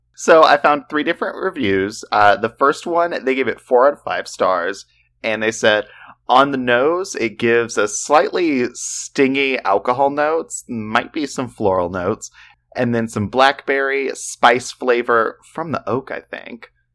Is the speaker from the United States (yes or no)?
yes; the South, United States; We're from the South